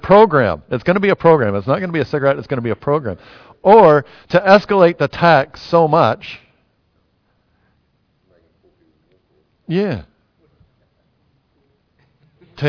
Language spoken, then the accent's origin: English; United States; now in New Zealand; As an American